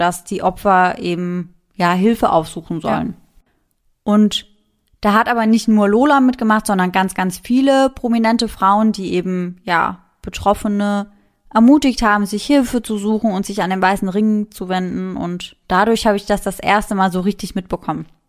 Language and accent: German; Mannheim, Baden-Württemberg, Germany; bei uns in Mannheim